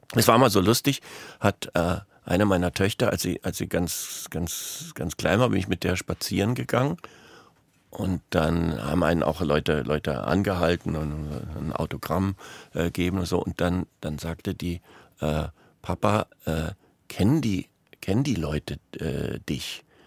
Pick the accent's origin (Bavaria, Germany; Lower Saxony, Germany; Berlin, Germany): Berlin, Germany; also born or lived in Münster, North Rhine-Westphalia; In Münster in Westfalen, aber mit drei Jahren ähm, sind meine Eltern von da nach Berlin gegangen. Und dann bin ich in Berlin aufgewachsen.